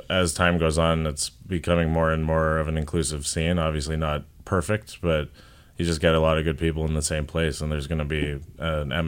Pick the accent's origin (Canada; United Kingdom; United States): Canada; they know we're Canadian and we're like, we invented politeness